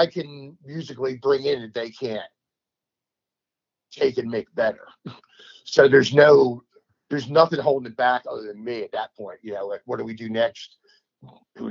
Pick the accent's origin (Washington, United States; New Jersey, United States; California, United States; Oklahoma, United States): New Jersey, United States; now in Memphis, United States; I'm from New Jersey.